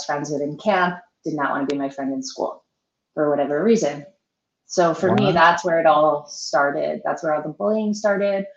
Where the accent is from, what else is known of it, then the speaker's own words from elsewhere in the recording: Melville, New York, United States; moved away as an adult; now in Florida, United States; born and raised on Long Island in the Mineola Hospital. I lived in Melville, Long Island, New York, until I moved to Florida, which was 6.5 years ago